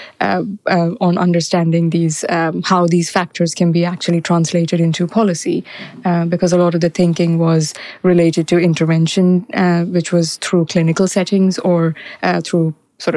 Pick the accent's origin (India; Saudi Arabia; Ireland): India; Mumbai, Maharashtra; I was born and raised in Mumbai, and I did my high school there.